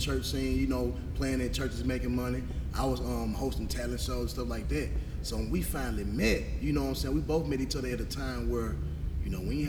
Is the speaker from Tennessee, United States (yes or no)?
yes; Memphis, Tennessee, United States; now in Mississippi, United States; Even though I'm from Mississippi now, but I'm from Memphis, though.